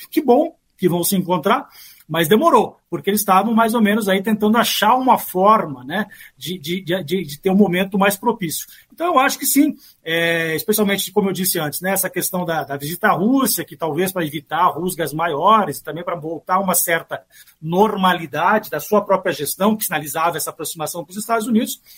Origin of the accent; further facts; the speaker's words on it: Brazil; moved away; nós, brasileiros, embora eu more aqui, eu né, sou brasileiro